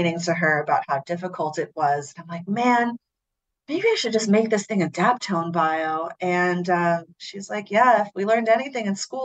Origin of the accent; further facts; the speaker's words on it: San Francisco, California, United States; moved away as an adult; now in Brooklyn, United States; growing up in San Francisco